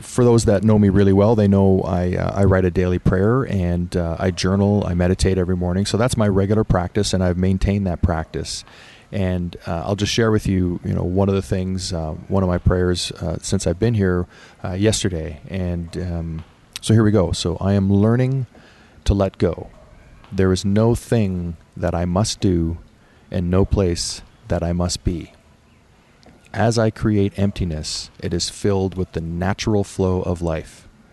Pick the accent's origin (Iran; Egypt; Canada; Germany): Canada; I was born in Canada